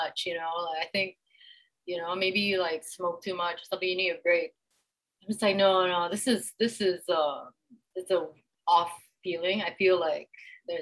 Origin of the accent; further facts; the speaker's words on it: Jakarta, Indonesia; now in Kuala Lumpur, Malaysia; I grew up in Jakarta, Indonesia